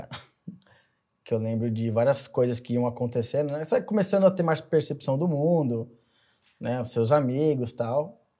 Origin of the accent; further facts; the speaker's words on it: São Caetano do Sul, São Paulo, Brazil; born there; Bom, eu nasci no ABC Paulista, em São Caetano do Sul.